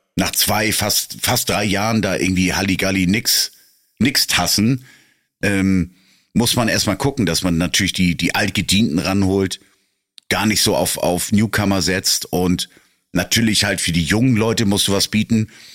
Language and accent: German; Northern Germany, Germany; als Norddeutscher